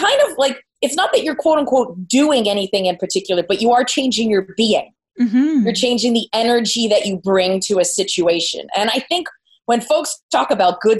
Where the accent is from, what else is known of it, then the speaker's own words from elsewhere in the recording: Phoenixville, Pennsylvania, United States; now in San Diego, United States; back in my hometown in Pennsylvania